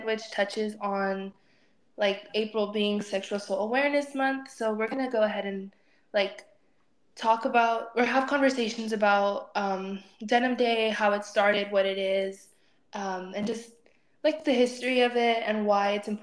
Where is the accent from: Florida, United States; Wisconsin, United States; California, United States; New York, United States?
California, United States; Moreno Valley; I'm from Moreno Valley, California